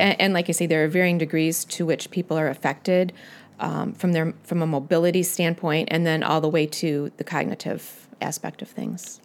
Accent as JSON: {"language": "English", "town": "Utica", "region": "Illinois", "country": "United States", "tie": "born or raised there", "said": "I grew up near Utica, Illinois. I was raised on a farm"}